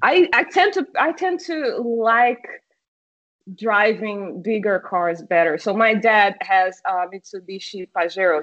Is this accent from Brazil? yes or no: yes; Brazil; first language Portuguese; English is a second language; also born or lived in Ipatinga, Minas Gerais, Brazil / St. Louis, Missouri, United States; I am from Brazil